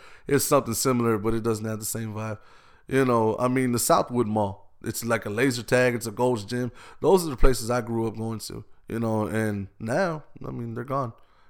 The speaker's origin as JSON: {"language": "English", "town": "Austin", "region": "Texas", "country": "United States", "tie": "born or raised there", "said": "I've been here since I was born. Breckenridge, where I grew up, where I was born, that was the only hospital we knew about"}